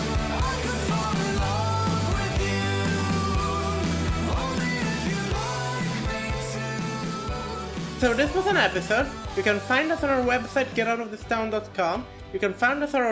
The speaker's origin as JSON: {"language": "English", "country": "Italy", "said": "I'm from Italy"}